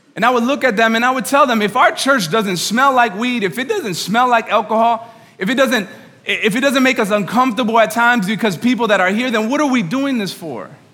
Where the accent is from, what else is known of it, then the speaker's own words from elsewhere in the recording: New York, United States; moved away as an adult; now in Nashville, United States; I'm from New York.